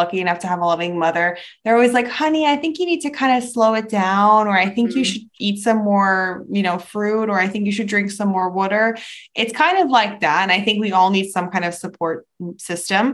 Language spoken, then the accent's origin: English; New York City, New York, United States; moved away as an adult; So I grew up between different countries, but I mainly grew up in New York City